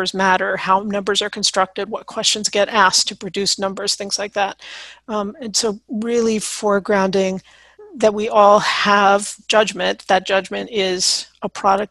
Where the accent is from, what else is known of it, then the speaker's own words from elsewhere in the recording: United States; I'm white American